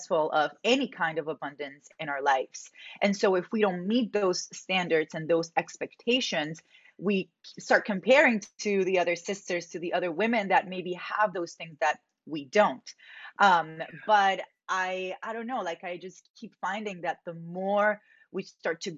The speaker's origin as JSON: {"language": "English", "town": "Medellín", "region": "Antioquia", "country": "Colombia", "tie": "born or raised there", "said": "I grew up in Medellin, Colombia."}